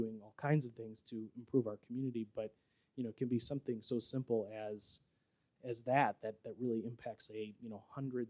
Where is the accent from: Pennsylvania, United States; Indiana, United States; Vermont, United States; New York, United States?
Indiana, United States; Northwest; now in LaPorte, United States; I grew up in Northwest Indiana.